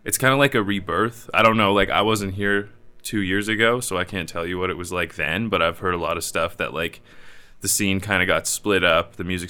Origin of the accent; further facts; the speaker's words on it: Drumbo, Ontario, Canada; also born or lived in Brantford, Ontario; now in Kitchener-Waterloo, Canada; growing up in Drumbo, it's like a really small town, and then Brantford didn't really have too much of a music scene to dive into.